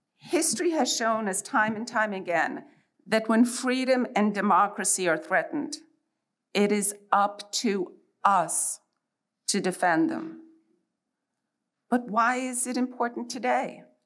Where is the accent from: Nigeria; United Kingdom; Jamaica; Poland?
Poland; now in United States; I was born in Poland and I lived under imposed communist rule